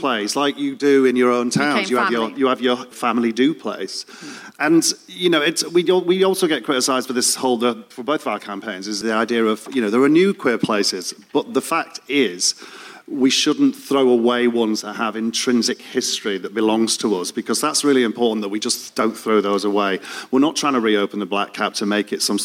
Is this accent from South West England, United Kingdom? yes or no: no; Leeds, Yorkshire and the Humber, United Kingdom; moved away as an adult; now in London, United Kingdom; I came from Leeds